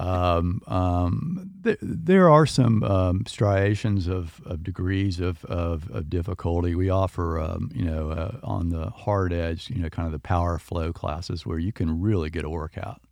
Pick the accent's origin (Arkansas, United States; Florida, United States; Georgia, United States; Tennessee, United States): Florida, United States; Winter Haven; I grew up in Winter Haven